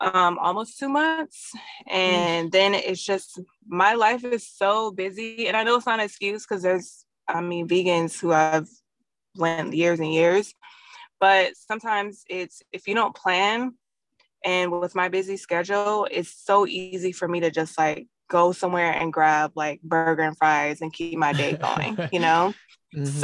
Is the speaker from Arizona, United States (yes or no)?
no; San Diego, California, United States; also born or lived in Hayward, California; I was born in the Bay, but San Diego raised me.